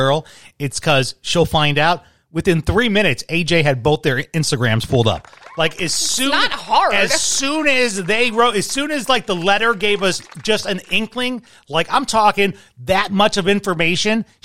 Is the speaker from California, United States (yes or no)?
no; Chicago, Illinois, United States; the house that I grew up with in Chicago, which my grandparents built